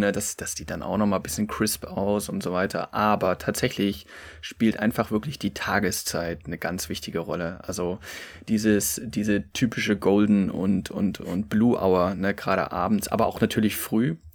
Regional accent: Saxony, Germany; also die sächsische Schweiz, wo ich herkomme, das Elbsandsteingebirge wirklich fast ohnegleichen in, in Deutschland und Mitteleuropa ist.

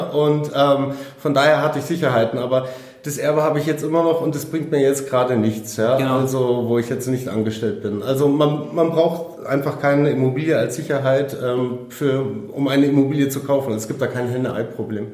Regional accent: Munich, Bavaria, Germany; ich bin 33 Jahre alt, ich komme aus München

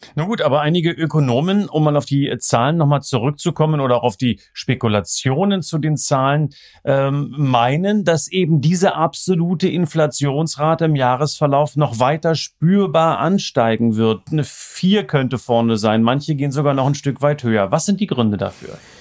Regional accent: East Germany, Germany; da merkt man, wo ich herkomme

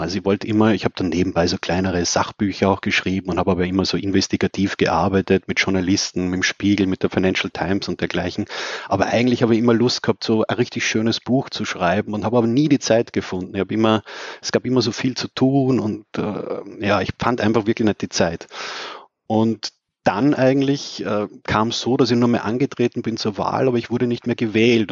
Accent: Austria; da war man natürlich als Österreicher

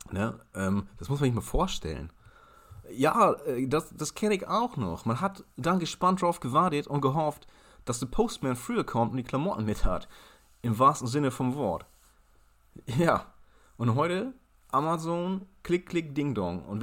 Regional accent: Ireland; also born or lived in Germany; Ja, ich bin in Deutschland geboren, aber in Irland mit Ray Garvey zur Schule gegangen.

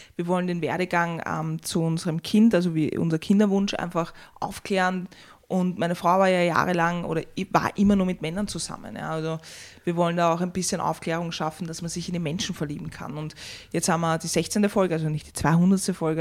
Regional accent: Vienna, Austria; ich bin eigentlich im dritten geboren und bin dann im sechsten aufgewachsen

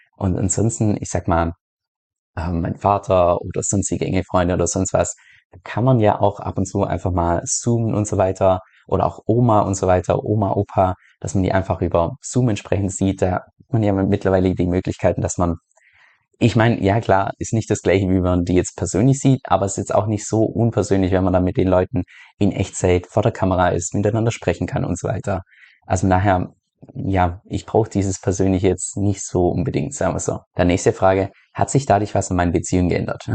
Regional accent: Germany; moved away as an adult; aus Deutschland ausgewandert bin

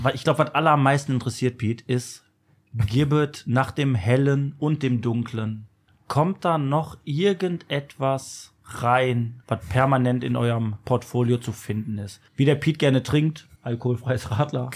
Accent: Germany; wir sind Deutsche

